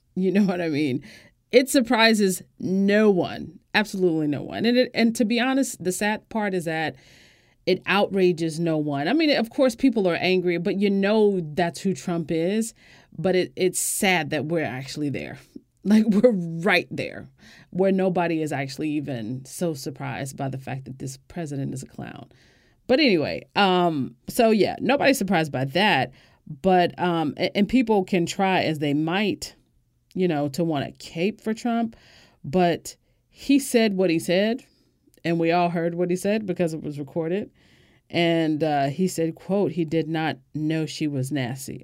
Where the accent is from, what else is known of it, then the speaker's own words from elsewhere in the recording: United States; As an American